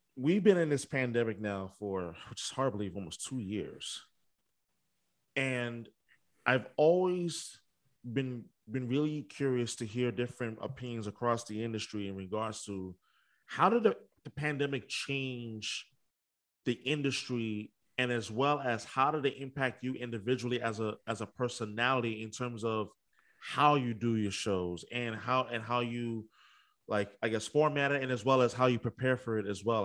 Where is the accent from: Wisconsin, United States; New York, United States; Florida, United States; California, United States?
New York, United States; moved away as an adult; now in Boston, United States; I'm originally from New York